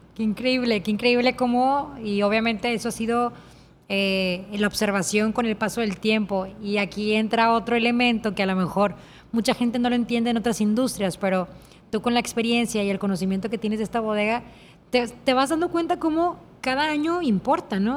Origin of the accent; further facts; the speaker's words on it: Mexico; yo soy líder mexicana